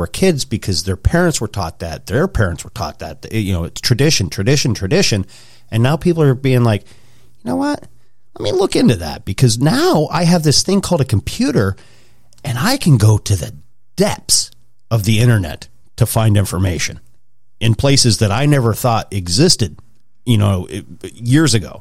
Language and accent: English; Pennsylvania, United States; also born or lived in Wyoming / Idaho; I was born in Wyoming, grew up in Idaho till I was 10. Then we moved out here to Pennsylvania